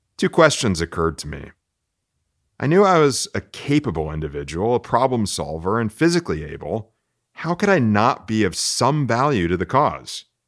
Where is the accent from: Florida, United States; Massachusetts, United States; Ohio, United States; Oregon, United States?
Florida, United States; now in Texas, United States; growing up in Florida, we didn't run from storms